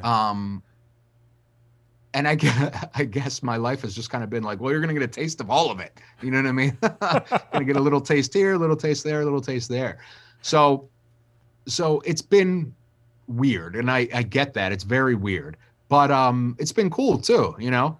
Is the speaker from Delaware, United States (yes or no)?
yes; Wilmington, Delaware, United States; I'm a kid from Wilmington, Delaware